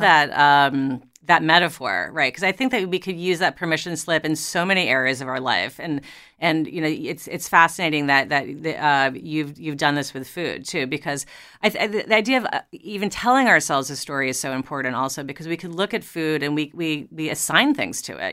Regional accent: New York, United States; I grew up in New York

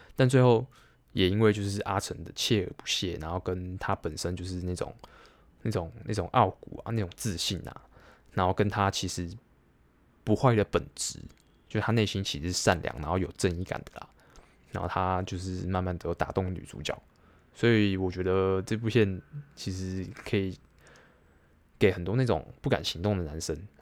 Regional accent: Taiwan; 我自己身为台湾人

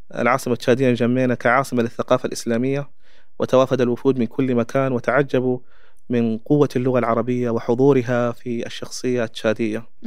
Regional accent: Chad; Arabic is a second language; أنا كتشادي

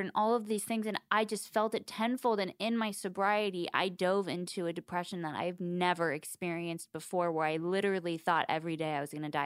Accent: Southern California, United States; I grew up in Southern California

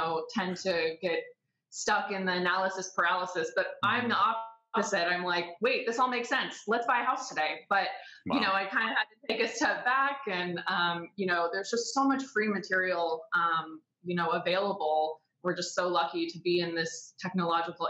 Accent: San Diego, California, United States; I'm from San Diego

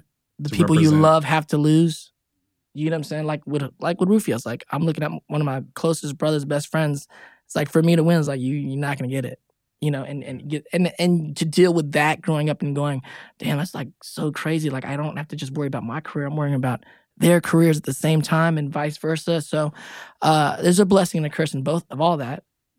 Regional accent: Pittsburgh, California, United States; born or raised there

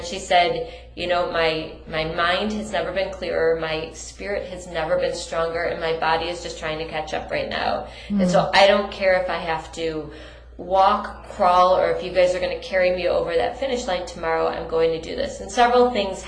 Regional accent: Detroit, Michigan, United States; We're both from Detroit

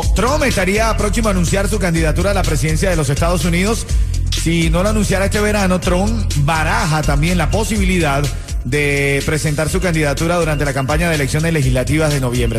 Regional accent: Venezuela; now in Miami, United States; yo soy el venezolano del grupo.

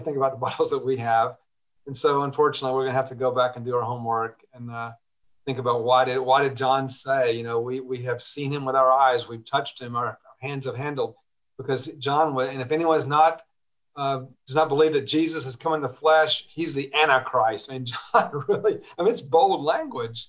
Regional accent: Atlanta, Georgia, United States; I was born in Georgia, and uh, very early on, I, I, happened to grow up in a, an exclusively Jewish neighborhood in Atlanta.

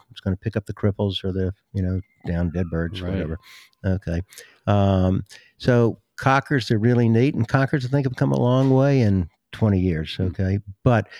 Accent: the South, United States; When I was a kid growing up in the South, there were no hockey teams.

